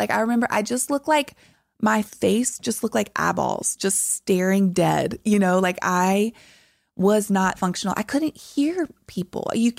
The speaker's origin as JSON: {"language": "English", "region": "the South", "country": "United States", "tie": "born or raised there", "said": "And that again, growing up in the South, everything was about appearance and looking a certain way."}